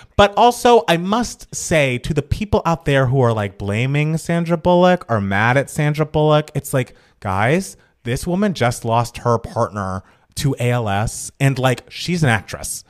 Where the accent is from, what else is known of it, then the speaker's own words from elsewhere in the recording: Georgia, United States; my home state of Georgia